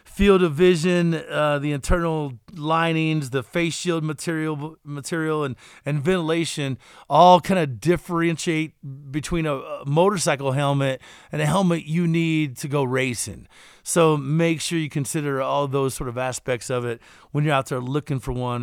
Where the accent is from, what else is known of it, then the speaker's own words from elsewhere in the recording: Kentucky, United States; I'm from Kentucky